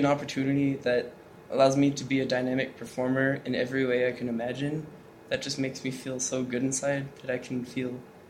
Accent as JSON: {"language": "English", "area": "Reno Valley", "region": "California", "country": "United States", "said": "I'm 14, and I'm from Reno Valley, California."}